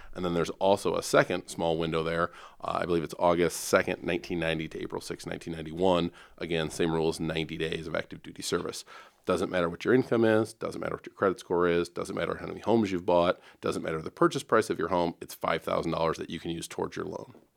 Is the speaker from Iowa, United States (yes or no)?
yes; Dubuque, Iowa, United States; moved away as an adult; now in Omaha, United States; born and raised in Iowa myself, uh, in Dubuque